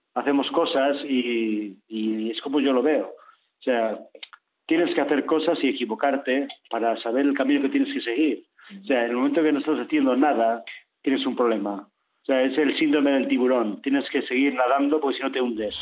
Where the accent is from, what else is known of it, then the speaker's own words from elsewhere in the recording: León, Castile and León, Spain; somos de León